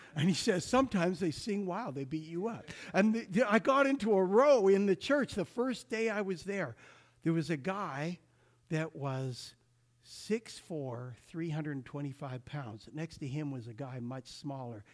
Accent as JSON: {"language": "English", "region": "Alberta", "country": "Canada", "tie": "born or raised there", "said": "growing up in Alberta"}